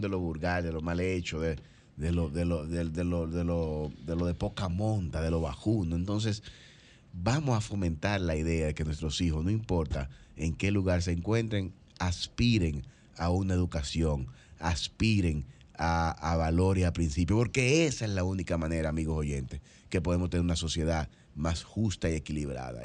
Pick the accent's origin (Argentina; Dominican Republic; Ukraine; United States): Dominican Republic; como dominicanos